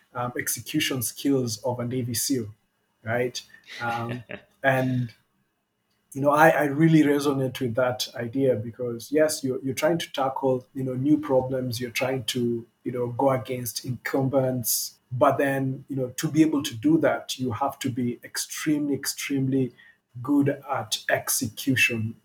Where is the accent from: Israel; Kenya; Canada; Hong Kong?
Kenya; We're all Kenyan, Kenyan-born